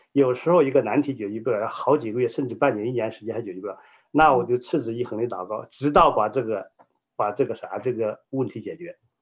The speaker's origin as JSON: {"language": "Chinese", "country": "China", "tie": "born or raised there", "moved": "yes", "said": "我呢，在中国这个大陆长大，你知道中国大陆的话，以前是社会主义国家，我在一个无神论这样的家庭背景下长大，家中呢，我是老二"}